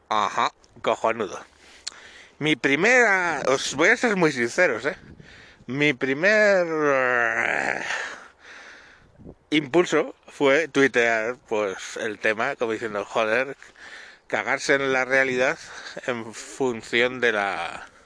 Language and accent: Spanish; Spain; los que somos los españoles los que tenemos la leyenda negra